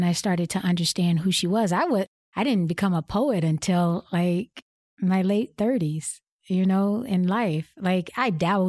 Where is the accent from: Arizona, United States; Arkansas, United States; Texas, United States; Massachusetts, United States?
Arkansas, United States; It's what I experienced, you know, growing up in Southwest Arkansas.